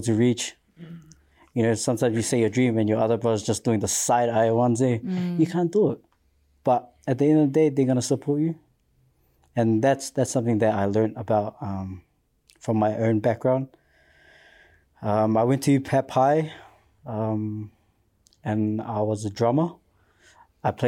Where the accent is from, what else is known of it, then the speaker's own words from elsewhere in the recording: Auckland, New Zealand; Come from South Auckland. Proud